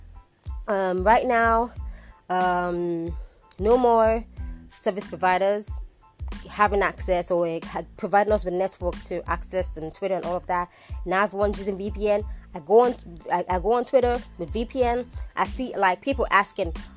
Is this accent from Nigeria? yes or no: yes; Nigeria; I'm a Nigerian, born Nigerian, schooled Nigerian, did everything here in Nigeria.